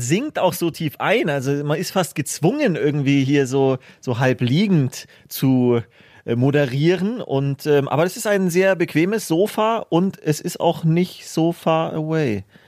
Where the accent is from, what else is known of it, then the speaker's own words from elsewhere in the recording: Germany; bei uns in Deutschland